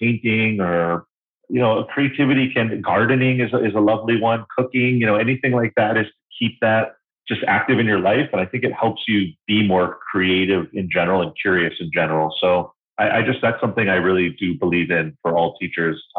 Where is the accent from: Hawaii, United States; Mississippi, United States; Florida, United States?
Hawaii, United States; My parents were, they were born and raised in New York City, but kind of sold the house, quit the jobs, and moved to these islands in the middle of the Pacific Ocean. And I was definitely raised in a unique environment